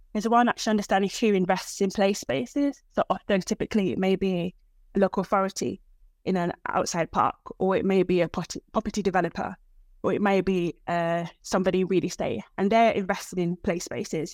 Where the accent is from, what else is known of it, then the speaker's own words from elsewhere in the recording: United Kingdom; also born or lived in Nigeria; I'm actually African, I'm British Nigerian.